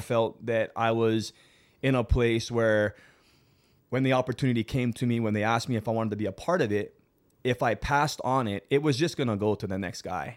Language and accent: English; South Kona, Big Island of Hawaii, United States; I'm born and raised from the Big Island of Hawaii. I'm from South Kona